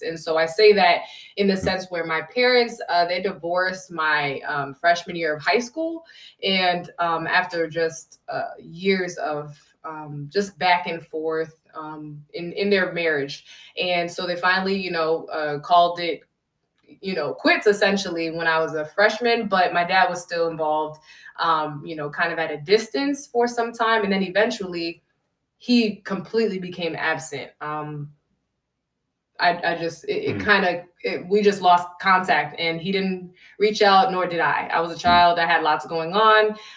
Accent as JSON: {"language": "English", "region": "Connecticut", "country": "United States", "tie": "born or raised there", "said": "I was born and raised in Connecticut, 203 CT"}